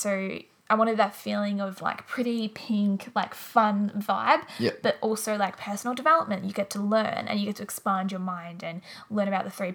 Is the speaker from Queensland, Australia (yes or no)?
no; Wangaratta, Victoria, Australia; also born or lived in Melbourne; my hometown, Wangaratta.